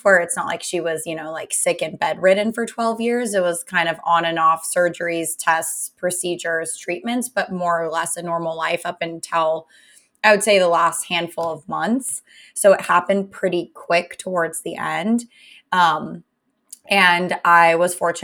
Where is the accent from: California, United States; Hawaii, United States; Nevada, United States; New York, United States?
California, United States; Salinas; moved away as an adult; also born or lived in Berkeley, California; now in San Francisco, United States; I am from Salinas, California, which is Central Coast, California